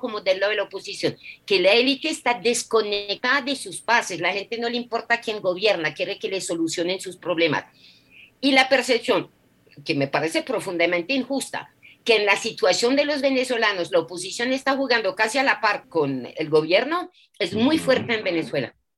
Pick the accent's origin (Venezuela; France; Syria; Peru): France; now in Colombia; en mi país, Francia